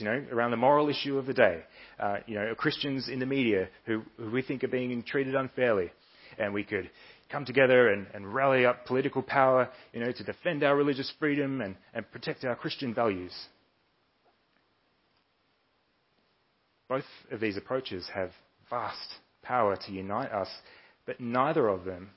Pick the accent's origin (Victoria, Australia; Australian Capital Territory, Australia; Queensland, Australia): Victoria, Australia; Melbourne; I was born and raised here in Melbourne. I've lived here most of my life